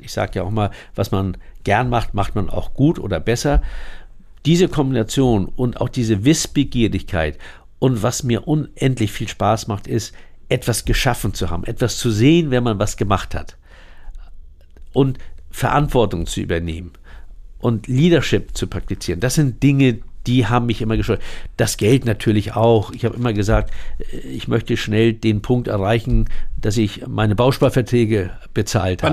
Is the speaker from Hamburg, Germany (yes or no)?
yes; Hamburg, Germany; Moorburg, dort, wo ich geboren bin